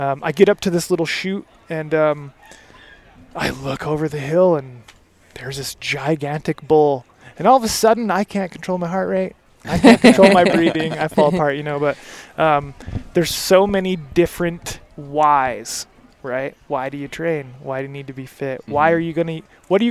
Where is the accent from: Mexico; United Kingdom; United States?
United States; Michigan; moved away; I grew up in Michigan, so I didn't grow up hunting elk